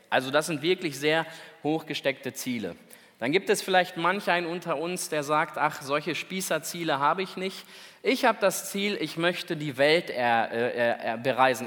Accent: Celle, Lower Saxony, Germany; da oben bei uns in Celle

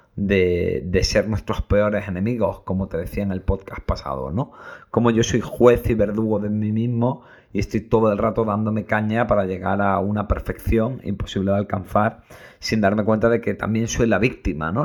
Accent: Granada, Andalusia, Spain; soy muy de Granada

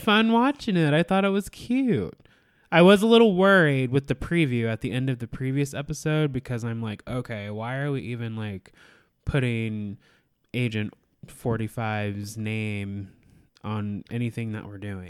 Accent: Alaska, United States; I born and raised in Alaska

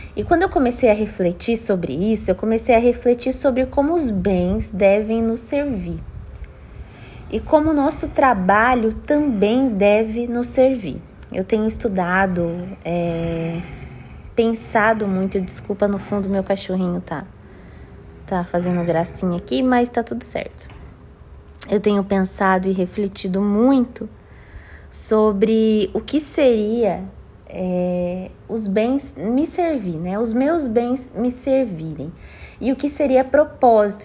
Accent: Brazil; moved away as an adult; sair da minha cidade natal

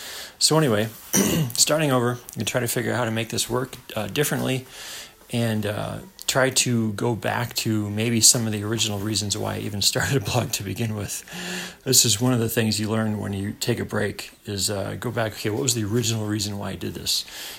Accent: New York, United States; moved away as an adult; I left my home state of New York, which I've been living for a few years, and moved out west thinking that everything was supposed to start happening.

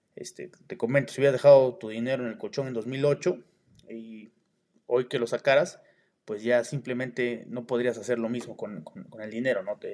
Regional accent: Oaxaca, Mexico; also born or lived in Mexico City; yo soy de Oaxaca

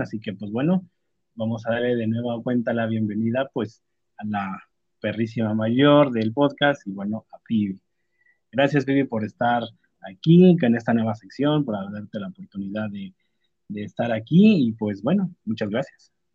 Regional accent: Mexico

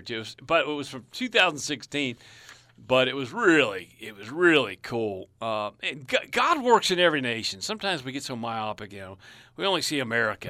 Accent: United States; I'm an American.

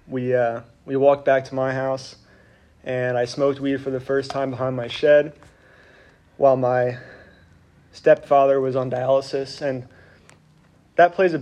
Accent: Reading, Pennsylvania, United States; I grew up in Reading, Pennsylvania.

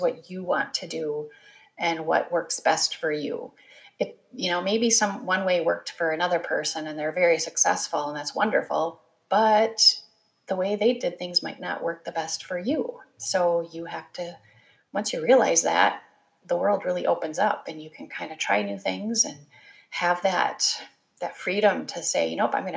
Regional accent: Wisconsin, United States; also born or lived in Ohio; I grew up in the Midwest. I am a Wisconsin girl. I was born in Ohio, but we quickly moved to Wisconsin.

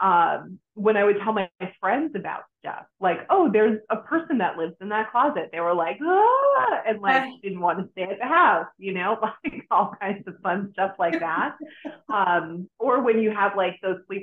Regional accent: Boston, Massachusetts, United States; now in Florida, United States; I moved to Florida from Boston. I originally am from Boston

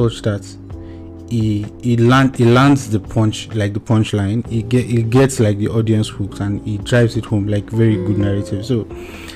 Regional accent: Nigeria

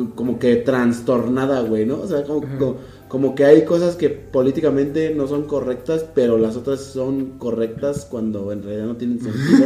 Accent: Mexico City, Mexico; los que sí somos chilangos de verdad

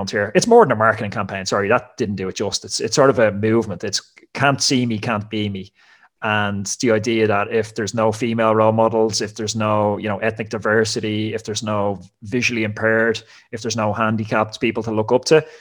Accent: Ireland; moved away as an adult; also born or lived in France; I'm from Ireland

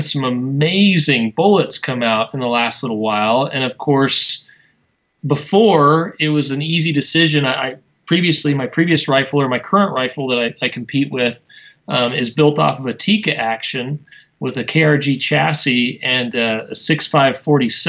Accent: Wyoming, United States; now in Utah, United States; I grew up in Wyoming, which is the least populated state in the U.S.

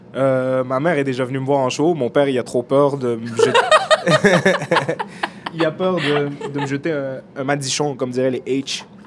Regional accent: Montreal, Quebec, Canada; J'ai mes amis d'enfance avec qui j'ai grandi dans le Nord, puis j'ai euh, Oussama, mon, ami d'enfance, est humoriste. Euh, Lamine, avec qui j'ai grandi ici aussi

